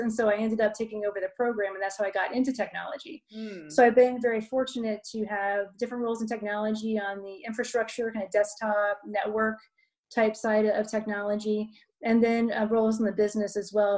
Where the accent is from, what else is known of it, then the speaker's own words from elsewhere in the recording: Dayton, Ohio, United States; also born or lived in Columbus, Ohio; I'm from Ohio. So I grew up in Dayton